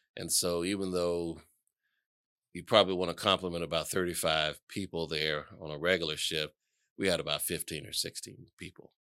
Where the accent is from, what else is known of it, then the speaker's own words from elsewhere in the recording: Atlanta, Georgia, United States; I was born and raised here in Atlanta